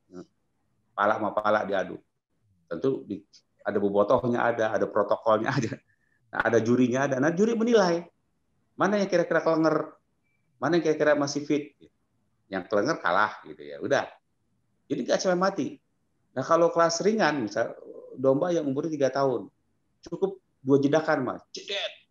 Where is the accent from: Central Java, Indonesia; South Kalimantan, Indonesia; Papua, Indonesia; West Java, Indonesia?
West Java, Indonesia; Ingat, orang Jawa, sama juga saya orang Sunda, menjunjung tinggi kesuburan.